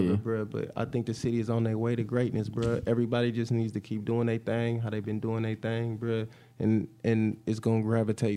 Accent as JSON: {"language": "English", "town": "Indianapolis", "region": "Indiana", "country": "United States", "said": "I tell people I'm from the Nat, everywhere I go in the country"}